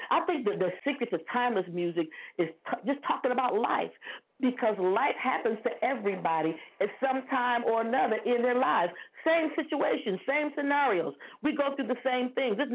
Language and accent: English; Toledo, Ohio, United States; now in Dayton, United States; I'm calling from Ohio. I still live in Ohio. I'm in Dayton, Ohio. You know, I grew up in Toledo, Ohio